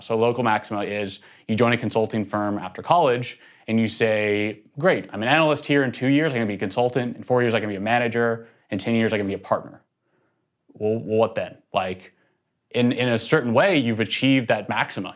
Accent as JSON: {"language": "English", "town": "Nashville", "region": "Tennessee", "country": "United States", "tie": "born or raised there", "also_born_or_lived": "North Carolina", "moved": "as an adult", "said": "I actually grew up in Nashville, Tennessee"}